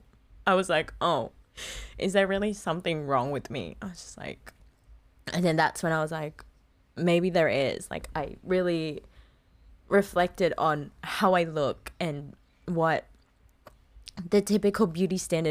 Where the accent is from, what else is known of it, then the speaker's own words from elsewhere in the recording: Philippines; moved away; growing up in the Philippines